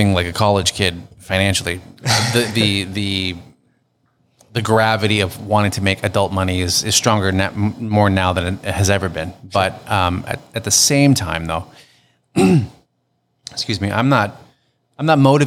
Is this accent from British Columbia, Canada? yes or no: no; Hamilton, Ontario, Canada; also born or lived in Toronto; I miss my hometown. And every time I came home to Hamilton